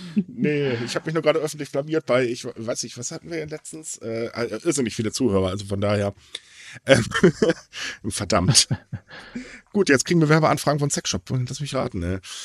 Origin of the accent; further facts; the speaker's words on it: Germany; bei uns in Deutschland